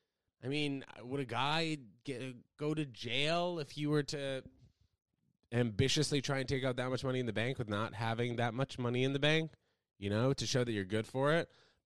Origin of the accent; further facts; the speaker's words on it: United States; me being an American here